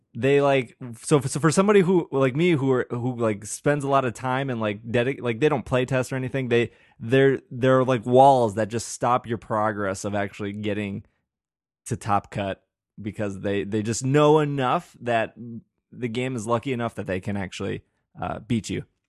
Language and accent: English; Milwaukee, Wisconsin, United States; We're both from Milwaukee